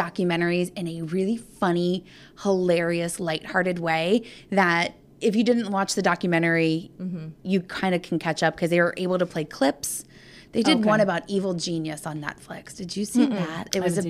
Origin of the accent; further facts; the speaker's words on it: Pittsburgh, Pennsylvania, United States; And so we're both from Pittsburgh.